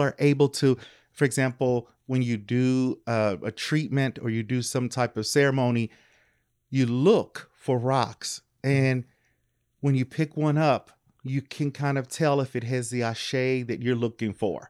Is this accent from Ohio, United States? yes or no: no; Louisville, Kentucky, United States; I am originally from Louisville, Kentucky.